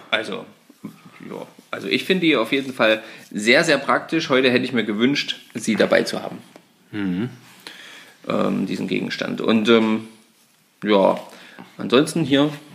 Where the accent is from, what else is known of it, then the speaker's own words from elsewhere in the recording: Saxony-Anhalt, Germany; bei uns in Sachsen-Anhalt